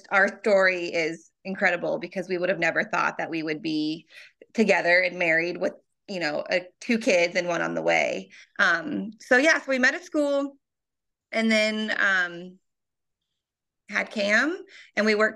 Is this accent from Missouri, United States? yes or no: yes; Kansas City, Missouri, United States; I am born and raised in the Kansas City area